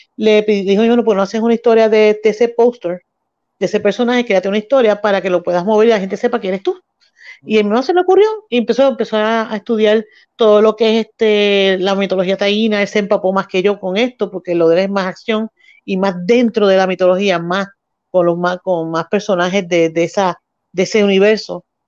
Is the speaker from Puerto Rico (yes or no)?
yes; Mayagüez, Puerto Rico; natural de Mayagüez, vivo y nací y, criada aquí en el área oeste